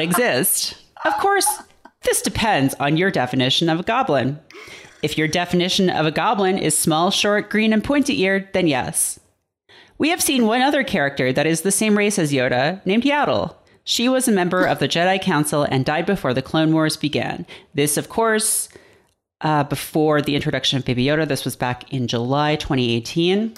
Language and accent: English; Canada; moved away as an adult; now in United States; I am, uh, not American. I'm from Canada